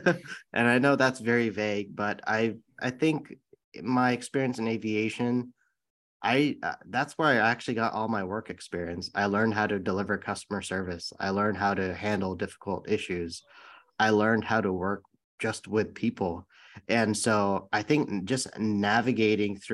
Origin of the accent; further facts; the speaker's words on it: San Bruno, California, United States; I grew up in the Bay Area in San Bruno, California, and that's the city right by San Francisco International Airport